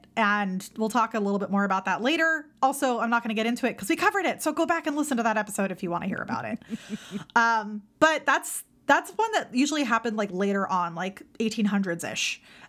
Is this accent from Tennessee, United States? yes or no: no; California, United States; me growing up in California.